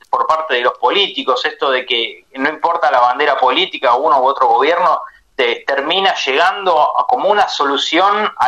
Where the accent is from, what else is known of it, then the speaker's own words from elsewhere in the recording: Argentina; que son tierras nuestras, digamos, todos como argentinos, eh, por más que no tengamos la propiedad, eh, eh lo sentimos así, son